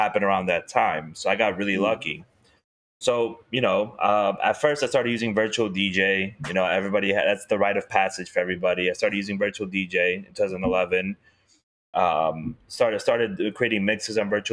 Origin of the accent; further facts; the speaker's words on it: New York City, New York, United States; I'm from this city